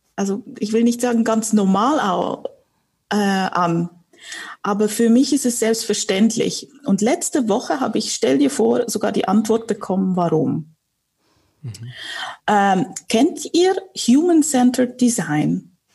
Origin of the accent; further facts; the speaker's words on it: Switzerland; also born or lived in Warsaw, Poland; ich bin im Familienunternehmen groß geworden in der Schweiz.